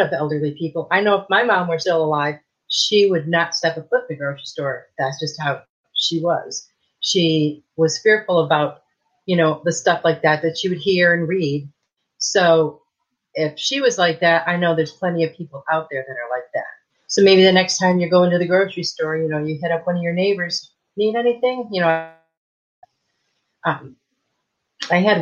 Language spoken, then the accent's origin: English; Michigan, United States; now in Texas, United States; I moved here from Michigan, where I grew up in Michigan